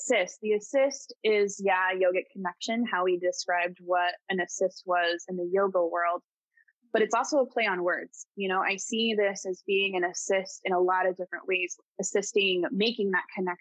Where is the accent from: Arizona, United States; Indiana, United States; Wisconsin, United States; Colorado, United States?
Colorado, United States; also born or lived in California; now in East Coast, United States; I grew up in Colorado. I lived in California for a bit. I moved to the East Coast